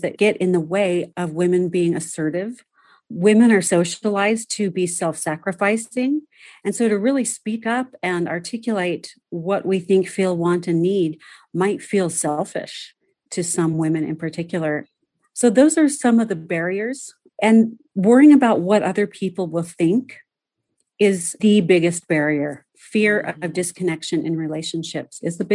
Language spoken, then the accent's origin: English; Southern California, United States; I was born and raised in Southern California